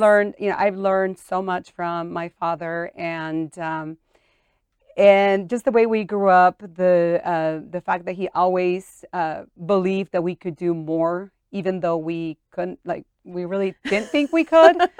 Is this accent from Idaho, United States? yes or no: yes; St. Anthony, Idaho, United States; also born or lived in Mexico; born in Mexico and brought to the U S as a very young girl. and I was raised in Saint Anthony, Idaho.